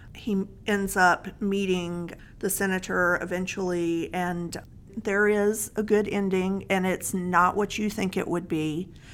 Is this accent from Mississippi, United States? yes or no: yes; Mississippi, United States; I was a protected little white girl in a small town in Mississippi